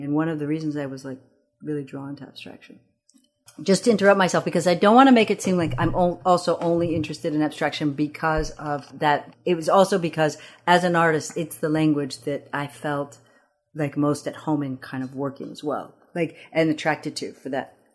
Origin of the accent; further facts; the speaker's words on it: East Lansing, Michigan, United States; first language Amharic; English is a second language; also born or lived in Addis Ababa, Ethiopia; I grew up in East Lansing, Michigan